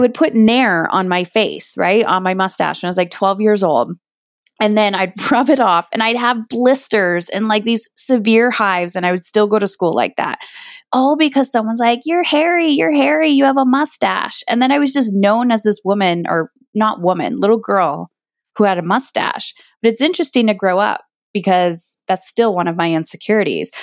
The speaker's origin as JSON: {"language": "English", "country": "Canada", "said": "I'm Canadian"}